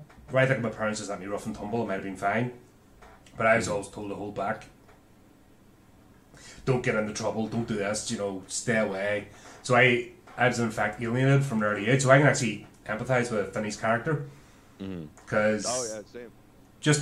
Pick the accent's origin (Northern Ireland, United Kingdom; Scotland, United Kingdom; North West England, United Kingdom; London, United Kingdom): Northern Ireland, United Kingdom; Belfast; growing up in Belfast in the 80s